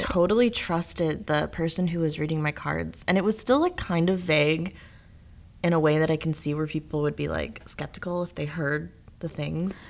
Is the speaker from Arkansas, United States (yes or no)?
no; Rockton, Illinois, United States; my hometown. I'm from Rockton, Illinois